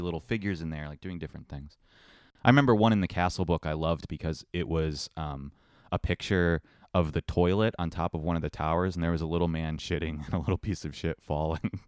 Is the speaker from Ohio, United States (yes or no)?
yes; Ohio, United States; growing up in Ohio